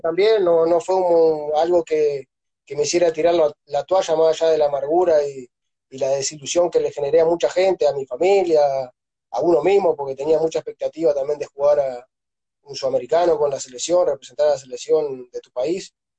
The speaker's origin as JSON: {"language": "Spanish", "region": "Artigas", "country": "Uruguay", "tie": "born or raised there", "also_born_or_lived": "Montevideo / Venezuela", "moved": "as an adult", "lives_now": "Ayacucho, Peru", "said": "yo soy de Uruguay, nací y, estuve tuve hasta los 13 años más o menos en un pueblito que es, está en una zona rural"}